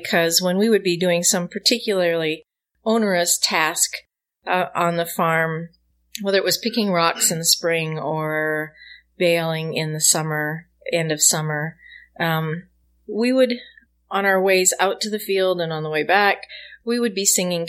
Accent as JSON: {"language": "English", "region": "Saskatchewan", "country": "Canada", "said": "And I'm originally from Saskatchewan in Western"}